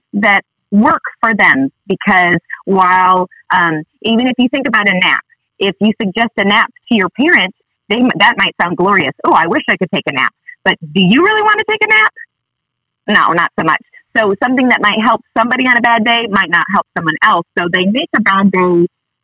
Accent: Sheboygan, Wisconsin, United States; now in North Little Rock, United States; I come from Sheboygan, Wisconsin, originally, but I live here with my family now.

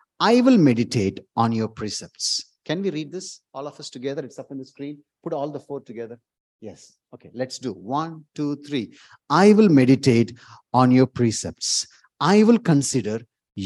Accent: India; moved away; from India

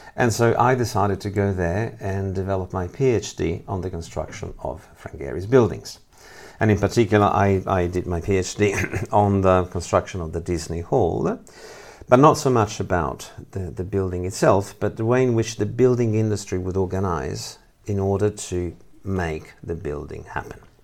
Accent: Italy; moved away as an adult; now in Lausanne, Switzerland; I'm originally from Italy, even though I work here

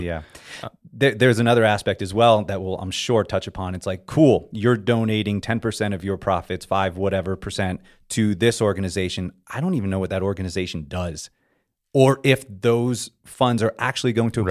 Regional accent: South Florida, United States; moved away as an adult; now in California, United States; I grew up in South Florida, and my outdoor community was on the sea

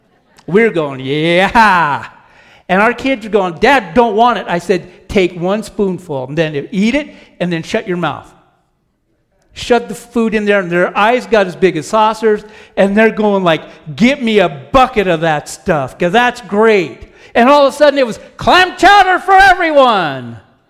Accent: Oregon, United States; moved away; I have family out there, and I grew up in Oregon. I'm an Oregonian. I don't tan. I rust because it rains there all the time. Okay, so I grew up there

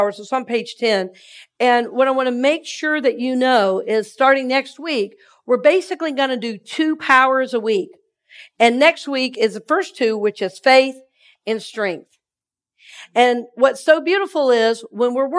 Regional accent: Red Oak, Georgia, United States; now in Tampa, United States; I'm from Red Oak, Georgia

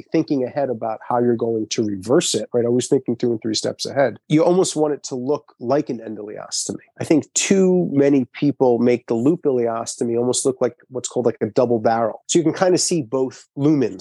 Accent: Long Island, New York, United States; I'm from Long Island

